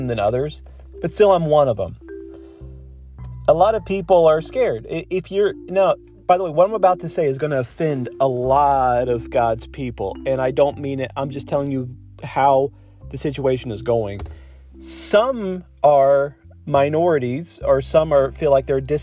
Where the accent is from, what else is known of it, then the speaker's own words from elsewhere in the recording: Ohio, United States; now in Michigan, United States; I live in Michigan and I grew up in Ohio.